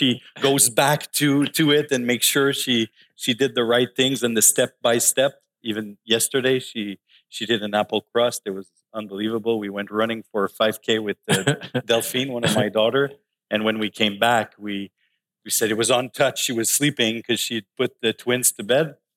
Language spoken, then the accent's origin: English; Laval, Quebec, Canada; also born or lived in Montreal; I grew up in Laval. In Champfleury. I actually was born in Montreal in Hansik. When I was 1 year old, we moved to Laval.